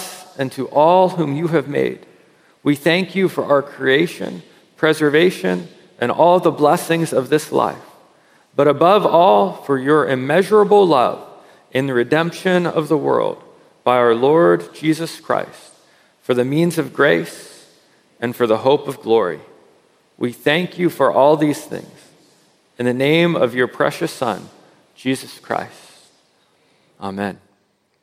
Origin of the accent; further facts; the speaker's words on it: United States; as an American